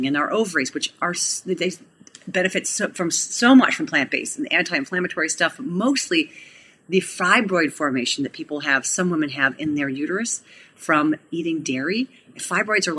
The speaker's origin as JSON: {"language": "English", "town": "Cleveland", "region": "Ohio", "country": "United States", "said": "we're from Cleveland"}